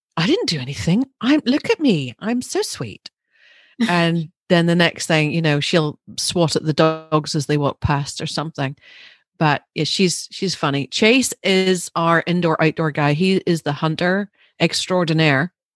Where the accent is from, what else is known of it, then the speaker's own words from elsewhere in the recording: Larne, Northern Ireland, United Kingdom; I grew up through maybe a safer, slightly time, um, although it was right in the middle of the troubles, but, uh, we were in Larne